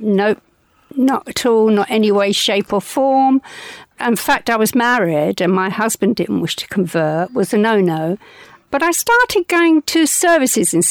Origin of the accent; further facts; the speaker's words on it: London, United Kingdom; All my life, I was brought up in the East End of London